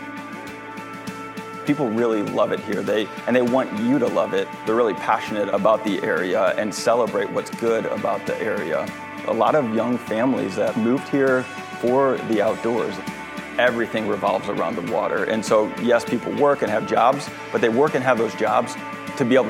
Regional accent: St. Louis, Missouri, United States; moved away as an adult; also born or lived in Orlando, Florida; now in Jupiter, United States; I was born and raised in St. Louis

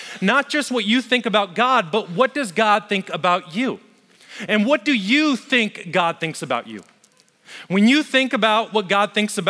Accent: Las Vegas, Nevada, United States; I grew up in Las Vegas. Heck, if you're ever going to make mistakes, Vegas is the place to do it.

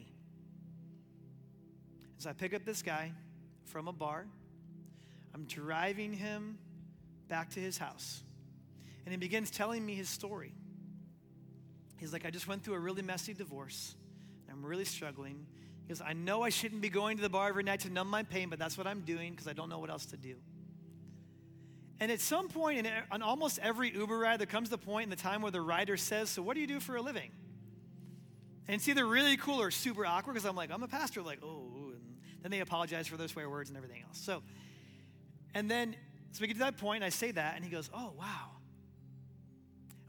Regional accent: Omaha, Nebraska, United States; moved away as an adult; now in Lexington, United States; And one day we were in Omaha, Nebraska, in my hometown.

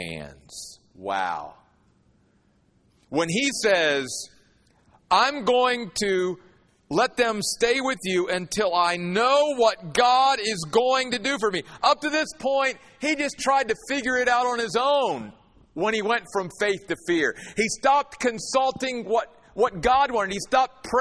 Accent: United States; as an American

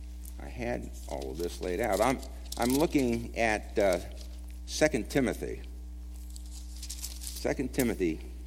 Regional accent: Brooklyn, New York, United States; also born or lived in California; Also, we moved here to Kentucky a couple of years ago from California, and prior to that, I'm originally from Brooklyn, but lived most of my life in California.

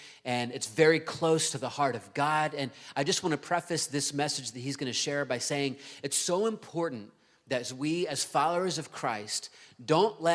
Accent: Virginia Beach, Virginia, United States; moved away; Virginia Beach, which is my hometown

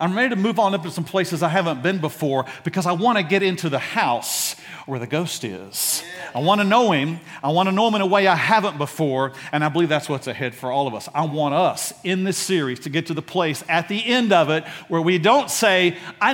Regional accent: Dallas, Texas, United States; I grew up in Oak Cliff

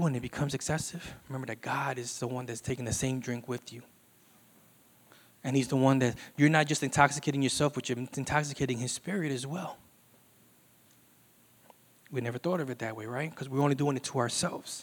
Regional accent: Puerto Rico; We're from Puerto Rico

